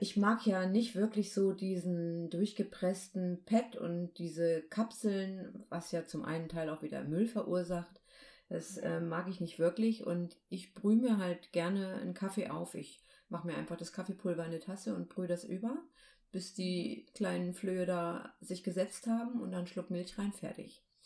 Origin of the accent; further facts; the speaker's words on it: Baltic coast, Germany; ich bin ja an der Ostsee aufgewachsen